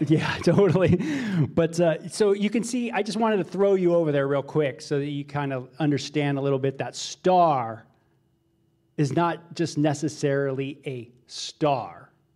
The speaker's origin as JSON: {"language": "English", "area": "Los Angeles area, Ventura County", "region": "Southern California", "country": "United States", "tie": "born or raised there", "said": "I grew up in Los, Los Angeles area, Ventura County area, Southern California"}